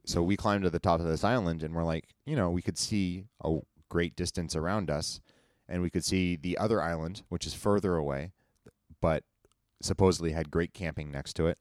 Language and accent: English; United States; I grew up in Tahoe